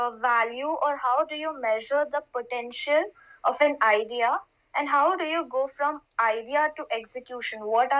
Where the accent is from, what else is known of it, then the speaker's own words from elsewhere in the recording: India; I'm from India, and I am a B.Pharm graduate.